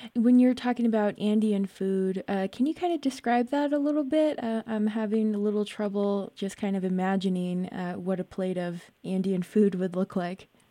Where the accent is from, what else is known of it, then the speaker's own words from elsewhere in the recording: United States; I'm from Navajo Nation